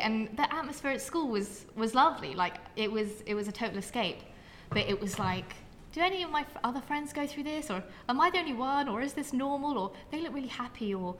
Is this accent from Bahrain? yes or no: no; Surrey, South East England, United Kingdom; also born or lived in West London; when we all moved together, we moved from West London to Surrey.